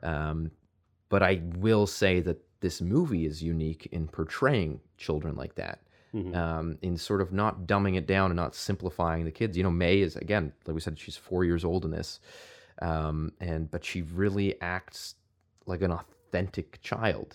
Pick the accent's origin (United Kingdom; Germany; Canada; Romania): Canada; outside of Toronto, Ontario; I grew up outside of Toronto